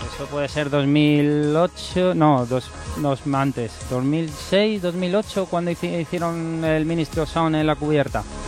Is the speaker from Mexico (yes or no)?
no; Fuenlabrada, Community of Madrid, Spain; yo soy de Fuela